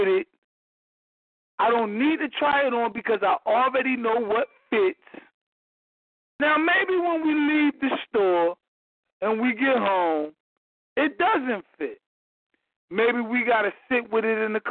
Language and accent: English; Philadelphia, Pennsylvania, United States; moved away as an adult; now in Atlanta, United States; I'm from Philadelphia, recently migrated to Atlanta